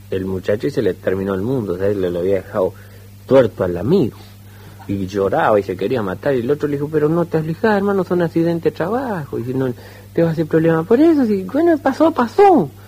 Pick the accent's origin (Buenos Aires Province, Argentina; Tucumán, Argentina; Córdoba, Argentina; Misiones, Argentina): Córdoba, Argentina; Cosquín; Yo soy de Cosquín.